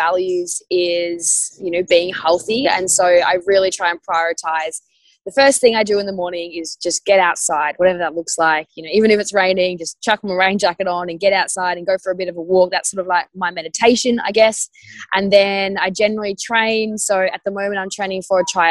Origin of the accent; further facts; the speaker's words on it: Tasmania, Australia; moved away as an adult; also born or lived in Melbourne, Australia; now in Cronulla, Australia; I grew up in Tassie and went to school there and everything